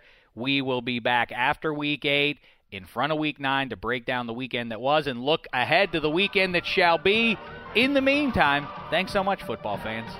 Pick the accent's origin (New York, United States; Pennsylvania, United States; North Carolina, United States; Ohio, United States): Pennsylvania, United States; Pittsburgh; I'm from Pittsburgh, you see